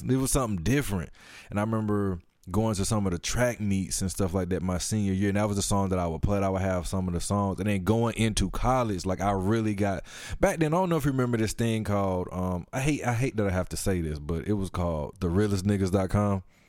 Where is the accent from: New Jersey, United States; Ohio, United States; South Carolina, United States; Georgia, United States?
Georgia, United States; Atlanta; I'm from Atlanta